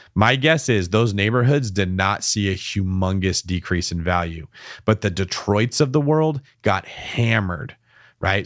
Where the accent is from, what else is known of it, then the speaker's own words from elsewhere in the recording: Bay Area, California, United States; Every one of us that's from the Bay Area always has to tell everyone we're from the Bay Area